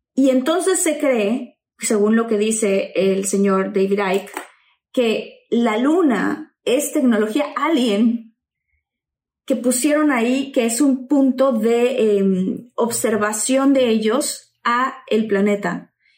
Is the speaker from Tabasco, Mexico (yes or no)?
yes; Tabasco, Mexico; crecí en Tabasco